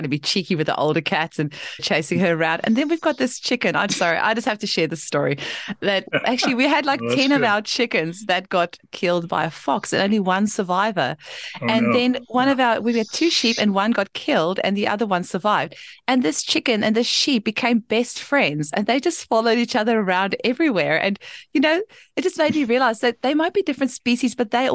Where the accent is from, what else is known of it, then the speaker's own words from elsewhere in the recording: South Africa; now in Australia; I grew up in South Africa.